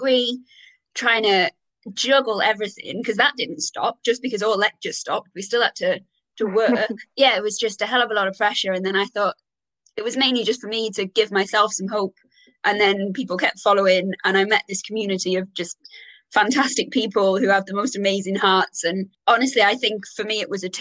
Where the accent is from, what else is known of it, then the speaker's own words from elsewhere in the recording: Wales, United Kingdom; moved away as an adult; also born or lived in Galway, Ireland; now in Bath, United Kingdom; I'm half Irish, but I'm Welsh, born and bred in Wales